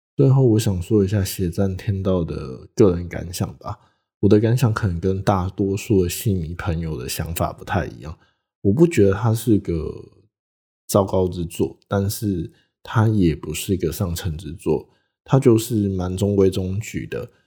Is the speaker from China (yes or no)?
no; Taitung, Taitung County, Taiwan; 小弟本人，就住在台东，也是土生土长的台东人